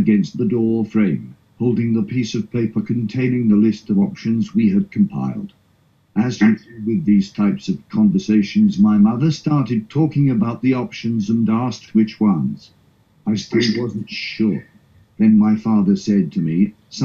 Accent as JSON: {"language": "English", "country": "South Africa", "moved": "as an adult", "lives_now": "United Kingdom", "said": "I am originally from South Africa."}